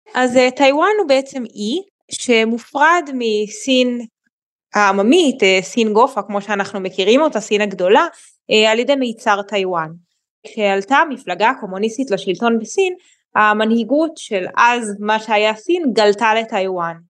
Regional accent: Israel; אנחנו כישראלים

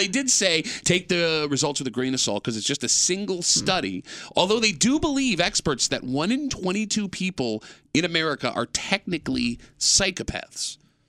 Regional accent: Gates, New York, United States; I grew up in Gates, man.

